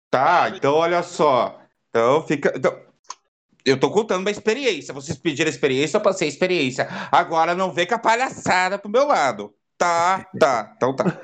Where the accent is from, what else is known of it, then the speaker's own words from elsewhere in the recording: Curitiba, Paraná, Brazil; Perfeitamente. Nasci em Curitiba.